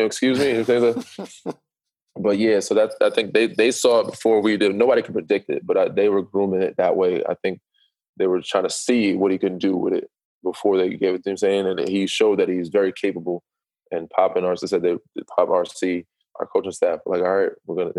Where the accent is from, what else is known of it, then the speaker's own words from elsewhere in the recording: Canada; Yeah, I'm still a Canadian. Don't get me wrong. I love Canada. I love Toronto.